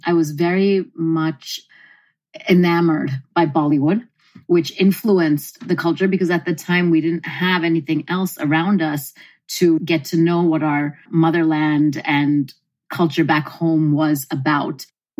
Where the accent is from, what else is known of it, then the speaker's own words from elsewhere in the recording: New Jersey, United States; moved away as an adult; now in Mumbai, India; growing up in New Jersey at the time that I did, it was a bit difficult because there really weren't too many Indians around.